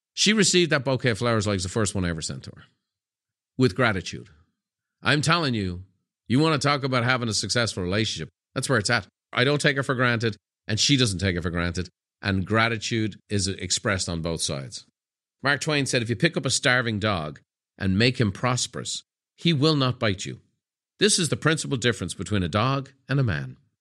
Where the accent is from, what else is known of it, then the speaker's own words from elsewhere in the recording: Ireland; the culture I grew up in Ireland. Irish people, wh-, when I was growing up in the sixties, seventies, and eighties